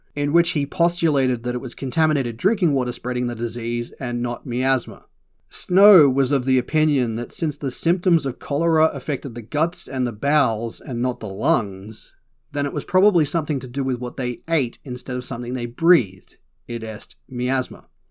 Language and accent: English; Australia; As an Aussie